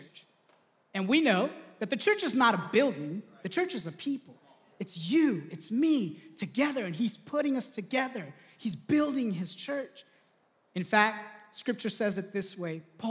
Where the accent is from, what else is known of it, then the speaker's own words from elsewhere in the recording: Southern California, United States; I grew up in Southern California, loved going to the beach.